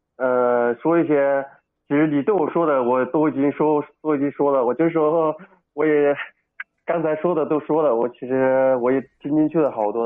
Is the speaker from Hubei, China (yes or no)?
yes; Wuhan, Hubei, China; accent: Wuhan dialect; 我们那叫鲛鱼， 我们那叫， 用我们武汉话叫叫鲛鱼